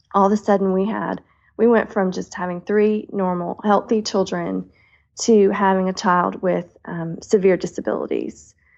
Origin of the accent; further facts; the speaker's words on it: the South, United States; I am a Southerner at heart